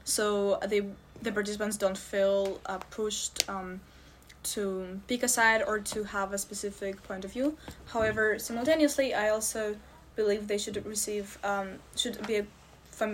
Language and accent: English; Russia; moved away; from Russia